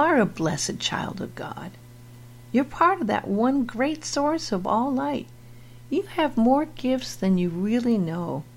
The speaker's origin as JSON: {"language": "English", "town": "Beverly Hills", "region": "California", "country": "United States", "tie": "born or raised there", "said": "I was raised in Beverly Hills"}